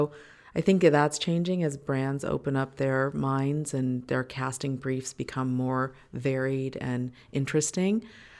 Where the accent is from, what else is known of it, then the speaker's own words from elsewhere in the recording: Los Angeles, California, United States; I feel very fortunate that I grew up in Hollywood. I say Hollywood, it's actually Los Feliz